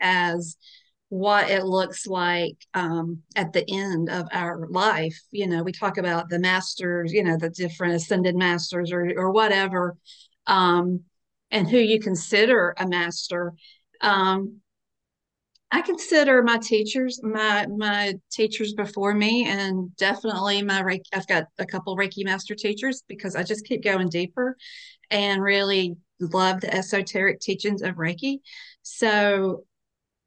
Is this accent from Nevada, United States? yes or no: no; Calabash, North Carolina, United States; I am in and from Calabash, North Carolina. I am a native.